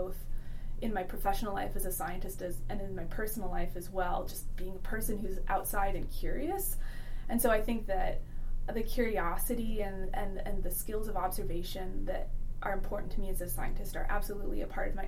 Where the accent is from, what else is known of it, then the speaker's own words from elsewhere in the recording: upstate New York, United States; moved away as an adult; now in Alaska, United States; I grew up in upstate New York